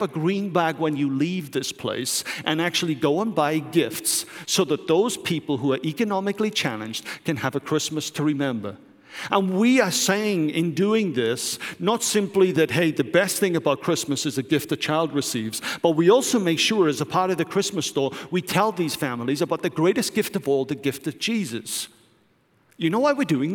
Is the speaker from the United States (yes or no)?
no; United Kingdom; moved away; I'm British